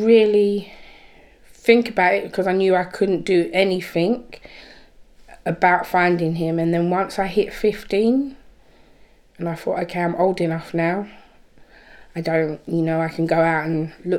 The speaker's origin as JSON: {"language": "English", "town": "Birmingham", "region": "West Midlands", "country": "United Kingdom", "tie": "born or raised there", "said": "was born in Birmingham"}